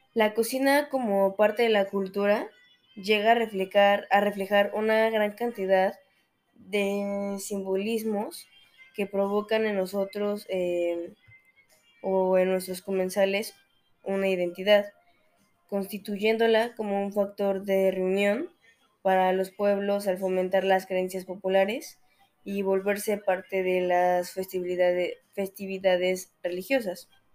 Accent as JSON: {"language": "Spanish", "country": "Mexico", "said": "nosotros como mexicanos"}